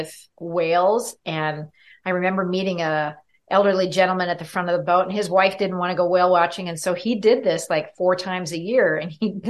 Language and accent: English; Minneapolis, Minnesota, United States; I'm from the Minneapolis area